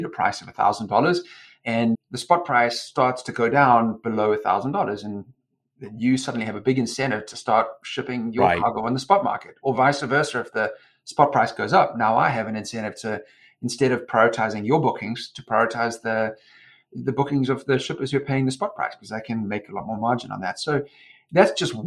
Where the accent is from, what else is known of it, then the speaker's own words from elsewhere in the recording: Durban, KwaZulu-Natal, South Africa; moved away; I was born and raised in South Africa and grew up in Durban